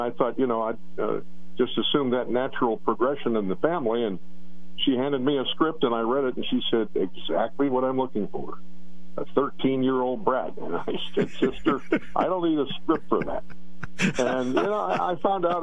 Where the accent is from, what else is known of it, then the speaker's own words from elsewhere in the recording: Pittsburgh, Pennsylvania, United States; my hometown